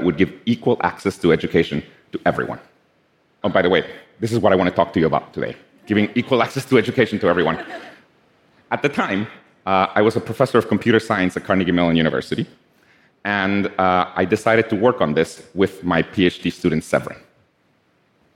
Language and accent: English; Guatemala; I'm from Guatemala